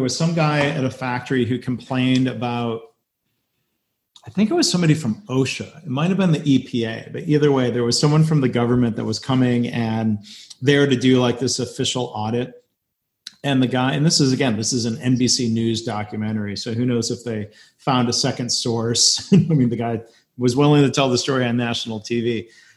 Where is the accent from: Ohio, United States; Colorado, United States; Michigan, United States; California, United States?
Michigan, United States; Detroit; growing up around Detroit